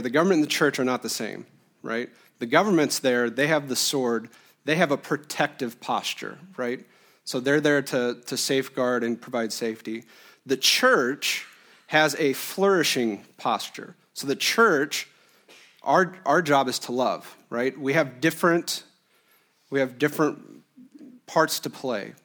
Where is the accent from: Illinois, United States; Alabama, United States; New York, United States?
Illinois, United States; moved away as an adult; now in Iowa, United States; I was born and raised in Illinois, a Quad City kid my whole life